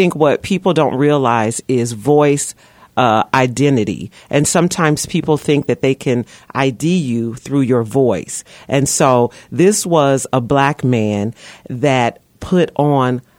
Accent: St. Louis, Missouri, United States; now in Manhattan, United States; St. Louis, Missouri, my hometown, STL

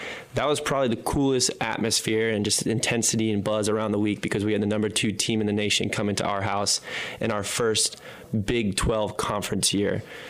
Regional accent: New Port Richey, Florida, United States; moved away as an adult; also born or lived in Illinois / Texas; I grew up in Newport Richey, Florida, which is in the Tampa Bay area.

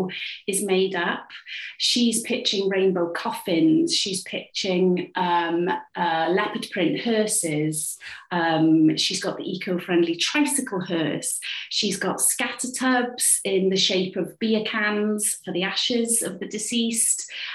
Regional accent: Cardiff, Wales, United Kingdom; I'm a playwright. I write for theatre, TV and radio, and I'm from Cardiff

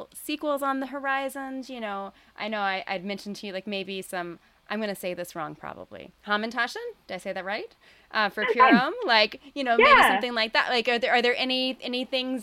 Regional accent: the South, United States; I'm from the South.

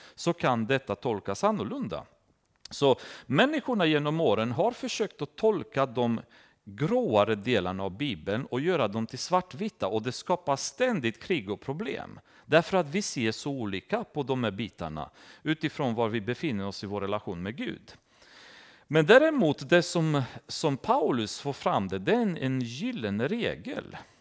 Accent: Romania; now in Sweden; i Rumänien, där jag kommer ifrån

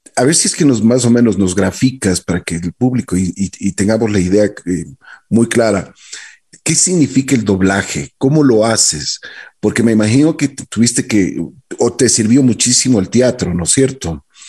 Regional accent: Ecuador

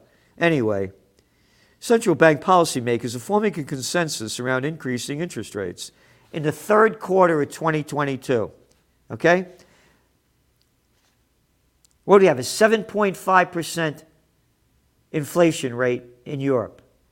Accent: United States; I'm an American.

